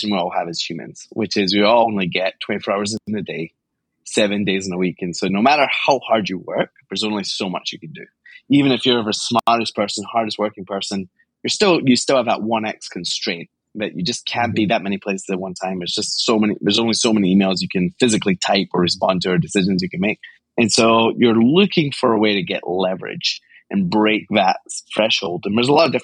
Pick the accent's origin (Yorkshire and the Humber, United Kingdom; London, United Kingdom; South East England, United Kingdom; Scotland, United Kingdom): Scotland, United Kingdom; Glasgow; I grew up in Glasgow, Scotland